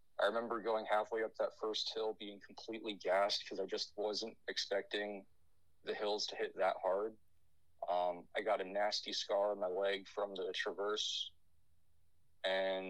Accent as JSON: {"language": "English", "region": "Northeast Pennsylvania", "country": "United States", "said": "I'm from Northeast PA."}